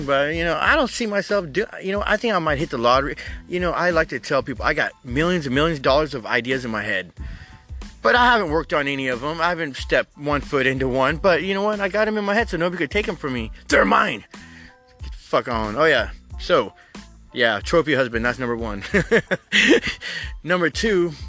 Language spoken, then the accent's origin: English; United States; I am American as apple fucking pie.